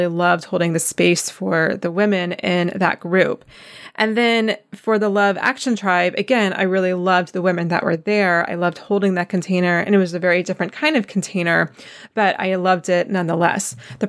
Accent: East Coast, United States; We're both from the East Coast. And so being off the East Coast just kind of felt like a novelty

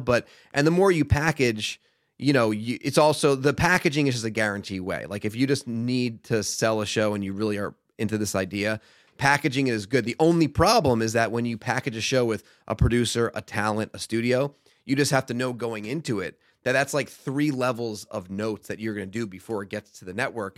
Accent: Stamford, Connecticut, United States; moved away as an adult; also born or lived in Boston; now in Los Angeles, United States; I grew up in Stamford, Connecticut, home of W W E.

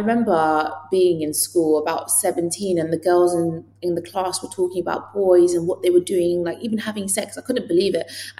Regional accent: England, United Kingdom; even though I was born in England, it's very weird. I'd say I'm Iranian if someone asks me where I'm from, but culturally, I'm a lot more similar to English people. That's because I was born and raised here.

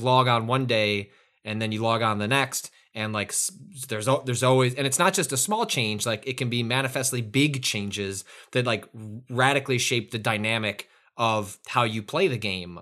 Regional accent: Chicago, Illinois, United States; growing up in the Northwest suburbs of Chicago

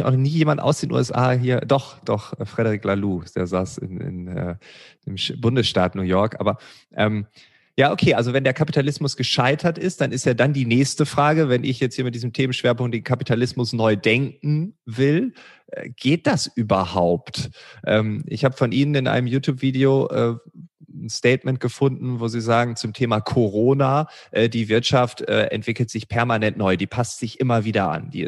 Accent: Lower Saxony, Germany; Und ich komme ja noch äh, gebürtig aus Ostfriesland und ich kann mich noch an die Butterfahrten erinnern

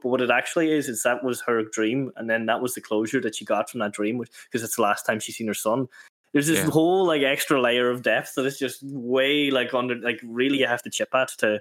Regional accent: Ireland; as an Irish person

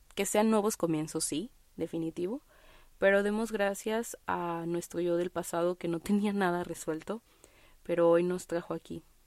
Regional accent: Guadalajara, Jalisco, Mexico; yo soy de Guadalajara, Jalisco

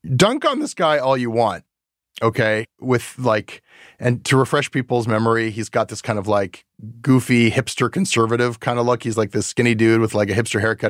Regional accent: Canada; a Canadian media worker

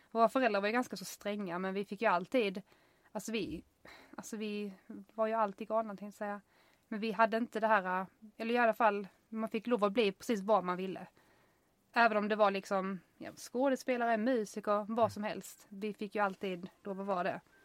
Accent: United States; now in Sweden; jag är amerikan

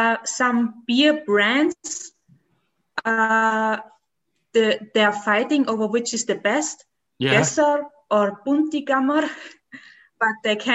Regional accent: Graz, Styria, Austria; I'm from Austria. So that means there's Vienna, the capital, and there's the second big capital, which is, nobody knows it, Graz. And there I live.

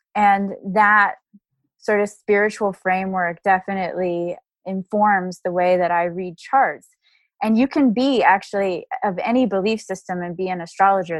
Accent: Dallas, Texas, United States; I grew up in Dallas, Texas

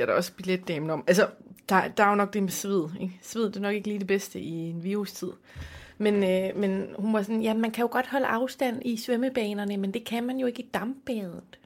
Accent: Aarhus, Central Denmark Region, Denmark; jeg er jo fra Aarhus

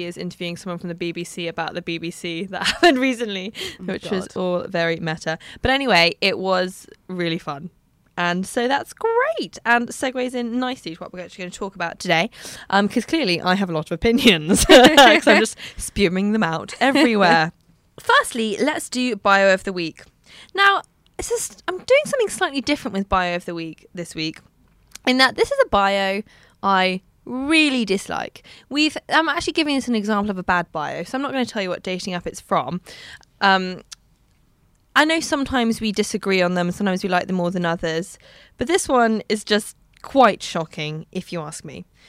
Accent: United Kingdom; I'm British.

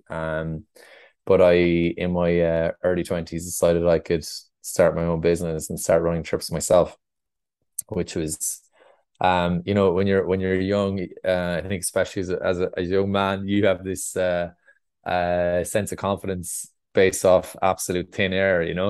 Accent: Roscrea, Munster, Ireland; I grew up in Ross Gray in North Tipperary.

